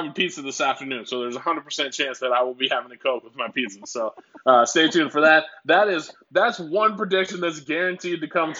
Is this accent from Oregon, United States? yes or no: yes; Oregon, United States; also born or lived in Minnesota; now in Houston, United States; I was a pop guy because I'm from Oregon. Then I moved to Minnesota where everyone calls it soda. And, you know, then I kind of live in the South